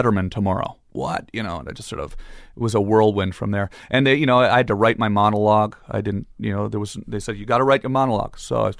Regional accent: Ottawa, Ontario, Canada; I'm from Ottawa, and I'm a little upset about this, and I'm Canadian. I want to show you how Canadians play hockey.

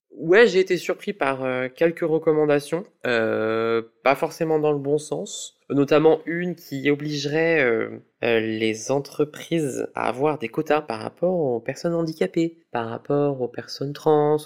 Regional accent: Lyon, Auvergne-Rhône-Alpes, France; j'ai 34 ans et je viens de Lyon

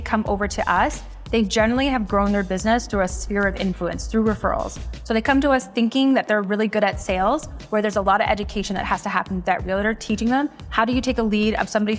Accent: Toronto, Ontario, Canada; now in Collingwood, Canada; I'm originally from Toronto, but I live in a little ski town now called Collingwood

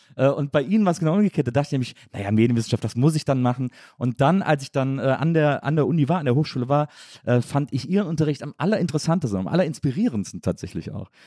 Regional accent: Rhineland, Germany; also born or lived in Munich; ich bin Rheinländer

